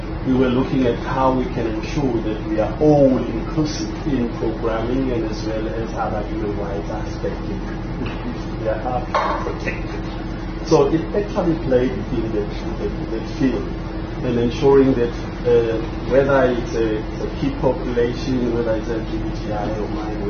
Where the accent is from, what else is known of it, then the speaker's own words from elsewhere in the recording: Eswatini; I'm from Africa, from Swaziland